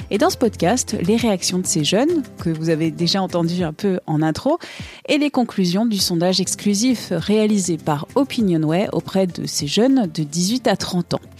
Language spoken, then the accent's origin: French; Lebanon; now in France; Ça fait trois ans à peu près que je suis en France, je viens du Liban.